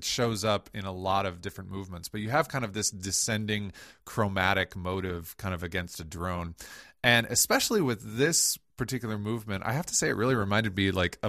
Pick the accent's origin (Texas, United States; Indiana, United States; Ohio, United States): Ohio, United States; Toledo; growing up in Northwest Ohio in Toledo, you know, I was 10 minutes from the border.